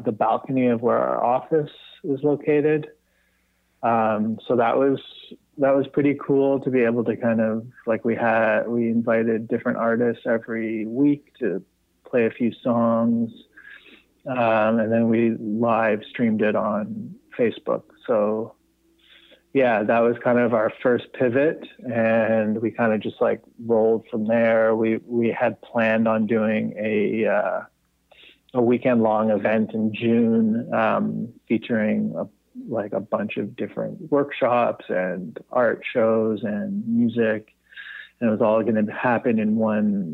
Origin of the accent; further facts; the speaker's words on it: Toronto, Ontario, Canada; now in Montreal, Canada; I actually grew up in Toronto, so I'm quite familiar with the city. I grew up in the Annex area.